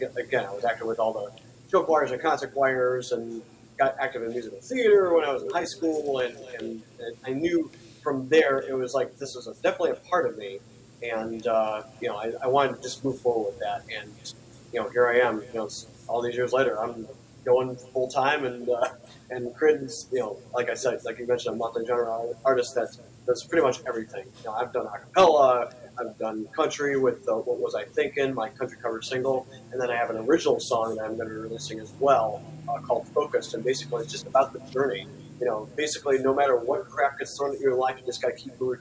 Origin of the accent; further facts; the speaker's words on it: Cleveland, Ohio, United States; now in Florida, United States; I'm originally from Cleveland, Ohio. We live right by Cleveland Hopkins